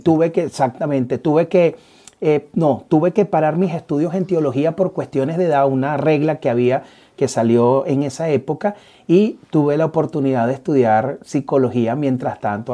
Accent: Venezuela; moved away; a nosotros nos toca migrar y saber de que dejamos atrás a Venezuela. Pero yo decido vivir nuevamente en este sitio. Yo decido comenzar a, poner raíces en este sitio. Eh, me obligaron a salir de mi país

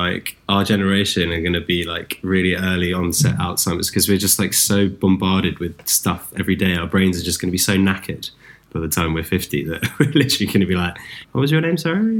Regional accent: London, United Kingdom; I was born in Hackney.

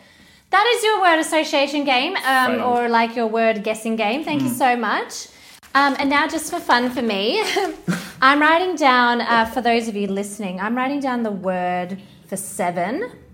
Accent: Australia; Say, I'm Australian.

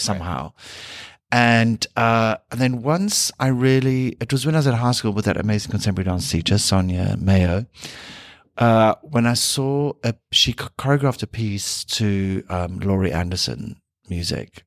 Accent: South Africa; moved away; being South African

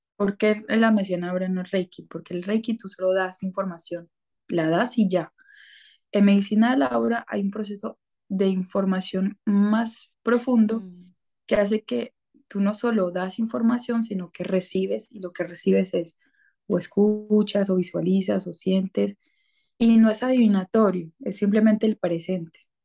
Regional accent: Colombia; yo soy colombiana

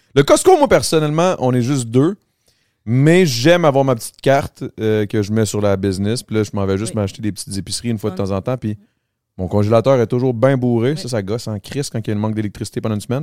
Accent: Longueuil, Quebec, Canada; Je viens de Longueuil

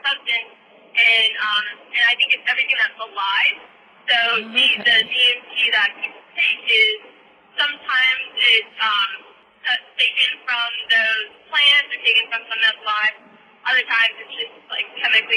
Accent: Outer Banks, North Carolina, United States; I grew up on the Outer Banks of North Carolina

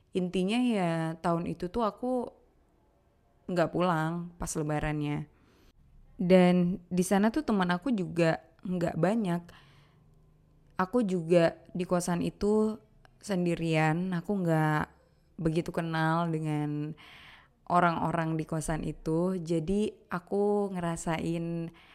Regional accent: Aceh, Indonesia; moved away as an adult; now in Jakarta, Indonesia; Merantaulah aku dari Aceh ke Jakarta.

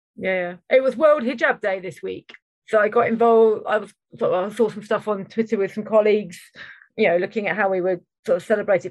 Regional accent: United Kingdom

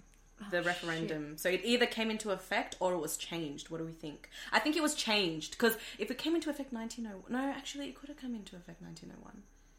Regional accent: Australia; We're Australian, mate.

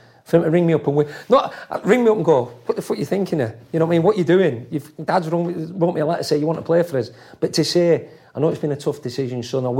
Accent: England, United Kingdom; born there; I was classified as Scottish, even though I was born in England, I was classified as Scottish because I played for Scotland.

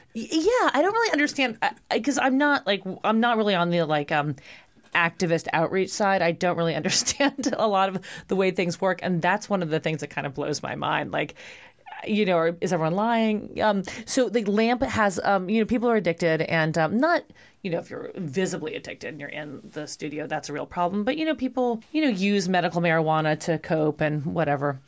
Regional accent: New York City, New York, United States; now in Los Angeles, United States; I'm from Brooklyn, New York.

